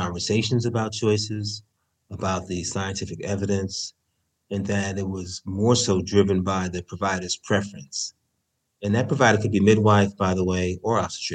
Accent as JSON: {"language": "English", "town": "San Francisco", "region": "California", "country": "United States", "said": "I'm from San Francisco"}